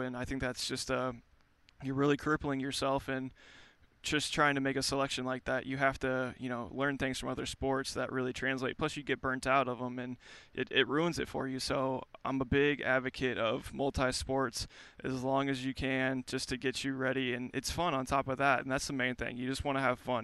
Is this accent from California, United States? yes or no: no; outside St. Louis, Southern Illinois, United States; I grew up right outside of St. Louis, uh, right in Southern Illinois